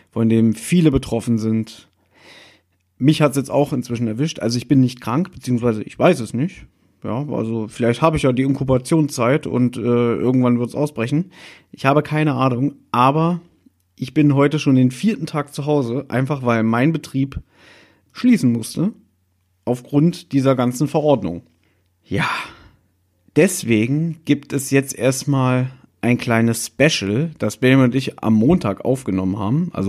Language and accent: German; Berlin, Germany; ein paar Meter von uns entfernt ist der U-Bahnhof Südstern, wo ich 21 Jahre meines Lebens ähm, gelebt habe, wo ich aufgewachsen bin.